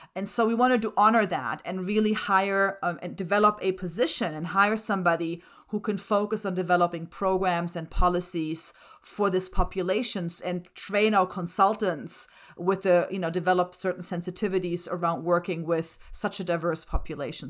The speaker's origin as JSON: {"language": "English", "country": "Germany", "tie": "born or raised there", "first_language": "German and Slovak", "second_language": "English", "moved": "yes", "said": "My first languages are German and Slovak. I was born and raised in Germany."}